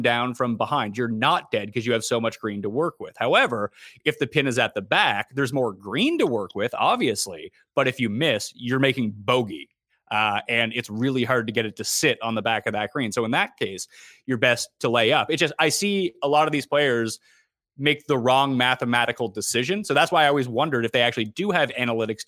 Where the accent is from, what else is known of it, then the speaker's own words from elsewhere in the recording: Canada; I'm Canadian